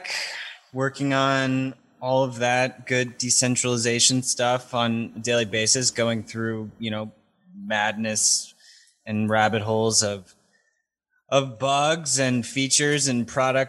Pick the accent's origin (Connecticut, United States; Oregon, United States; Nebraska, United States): Connecticut, United States; Norwalk; also born or lived in Vermont; I'm in Norwalk. That's where I was born. I grew up around here